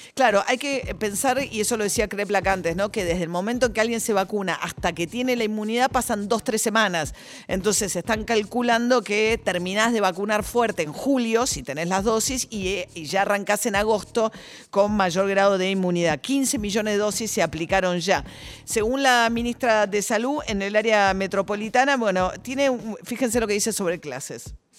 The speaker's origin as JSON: {"language": "Spanish", "country": "Argentina", "said": "alguno de nuestros padres fundadores de que Argentina iba a ser distinta"}